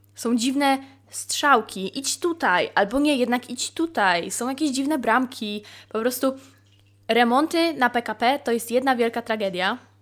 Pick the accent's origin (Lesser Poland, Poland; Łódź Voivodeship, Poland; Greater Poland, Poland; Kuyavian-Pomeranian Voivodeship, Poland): Greater Poland, Poland; near Poznań; wychowałam się właśnie dojeżdżając do Poznania, że wychowałam się na poznańskim P K P